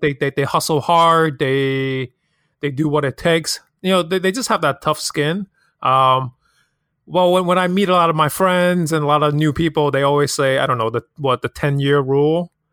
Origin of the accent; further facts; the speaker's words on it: New York City, New York, United States; also born or lived in Hong Kong; I'm born and raised in Hong Kong, but I've moved to Queens, nearest city, since I was ten years old.